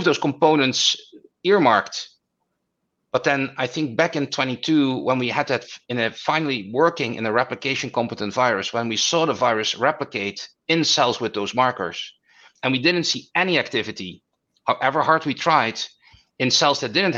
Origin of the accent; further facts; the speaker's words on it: Netherlands; moved away as an adult; now in New York, United States; I'm originally from the Netherlands